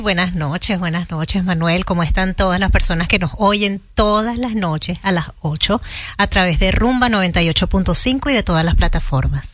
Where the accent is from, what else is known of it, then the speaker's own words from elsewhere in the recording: Venezuela; now in Dominican Republic; República Dominicana a los venezolanos nos ha recibido de una manera maravillosa